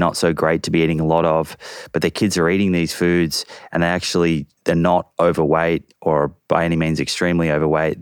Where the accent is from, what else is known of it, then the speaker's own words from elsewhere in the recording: Australia; also born or lived in United States; I grew up in Australia, and actually I spent 8 years when I was very young in America.